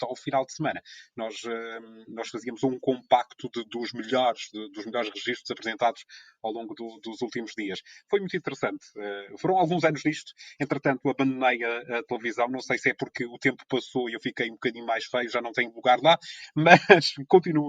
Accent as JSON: {"language": "Portuguese", "town": "Ponta Delgada", "region": "Azores", "country": "Portugal", "tie": "born or raised there", "said": "sou natural da, da cidade de Ponta da Algada, na ilha de São Miguel, nos Açores"}